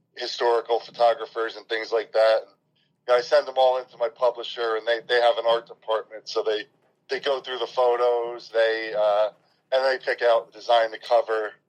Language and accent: English; New Jersey, United States; I'm from North Jersey